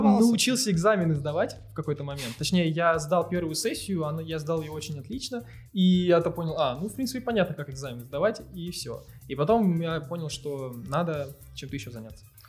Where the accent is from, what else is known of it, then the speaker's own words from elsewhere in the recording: Dubna, Moscow Oblast, Russia; в моем городе, я из Дубны